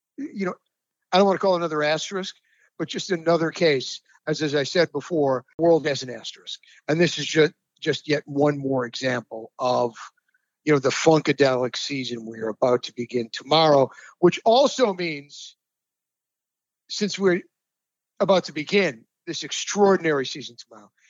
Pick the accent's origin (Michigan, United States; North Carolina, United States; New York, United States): New York, United States; Rochester; my hometown team, uh, the Rochester Red Wings